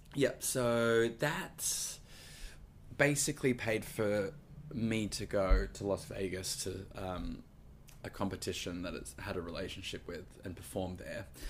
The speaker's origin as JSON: {"language": "English", "town": "Gold Coast", "region": "Queensland", "country": "Australia", "moved": "yes", "lives_now": "New York, United States", "said": "I'm from Queensland, and I ended up getting bust down to the Gold Coast where I'm from. So mum was 10 minutes away"}